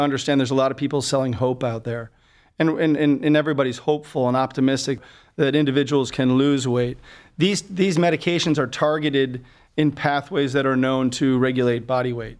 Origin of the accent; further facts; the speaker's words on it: Buffalo, New York, United States; moved away as an adult; also born or lived in Birmingham, Alabama / Boston, Massachusetts; now in Cleveland, United States; I'm originally from Buffalo, New York, and did my training there